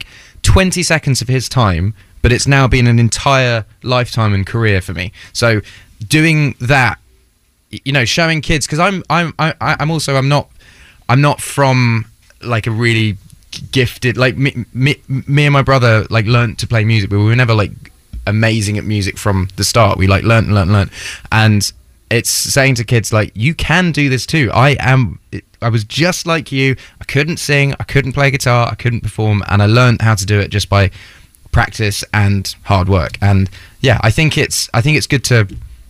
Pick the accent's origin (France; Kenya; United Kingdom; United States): United Kingdom; Ipswich, East of England; born or raised there